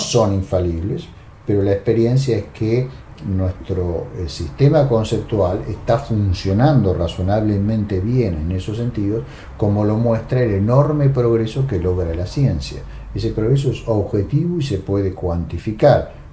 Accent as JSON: {"language": "Spanish", "country": "Argentina", "said": "en un país como la Argentina, que culturalmente eh, ha tenido una, tradición venturosa a partir de Sarmiento, ¿no? Eh, somos un país"}